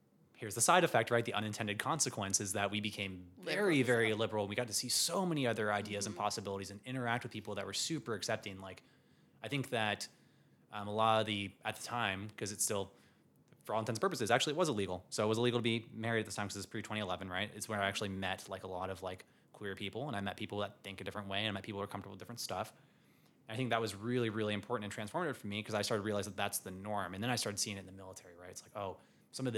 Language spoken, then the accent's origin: English; Savannah, Georgia, United States; I'm from Savannah, Georgia